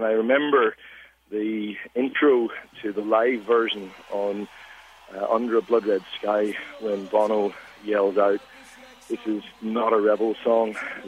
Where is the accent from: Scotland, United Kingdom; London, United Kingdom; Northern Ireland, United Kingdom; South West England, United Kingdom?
Northern Ireland, United Kingdom; now in Sydney, Australia; you can probably tell from my accent, I'm actually from Northern Ireland, grew up there in the 70s and 80s.